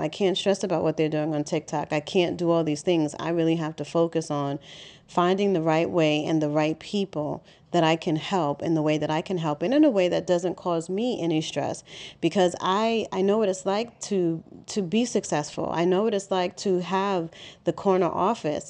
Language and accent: English; New York City, New York, United States; I'm born and raised in Harlem, New York City